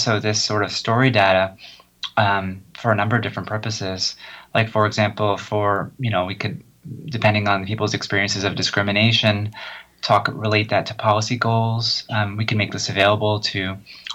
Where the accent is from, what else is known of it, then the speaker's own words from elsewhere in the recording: New Jersey, United States; I grew up in New Jersey where no one really cared